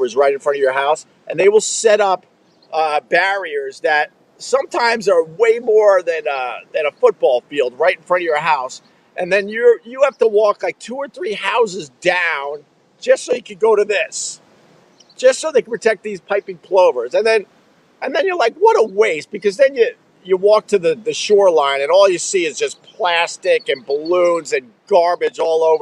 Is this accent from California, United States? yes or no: no; Long Island, New York, United States; my whole life growing up on Long Island